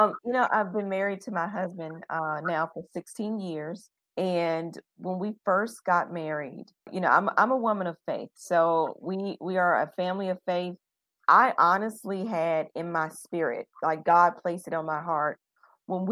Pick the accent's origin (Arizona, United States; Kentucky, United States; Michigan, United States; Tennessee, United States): Tennessee, United States; Chattanooga; moved away as an adult; also born or lived in Indianapolis, Indiana; now in Taipei, Taiwan; I'm from Chattanooga, Tennessee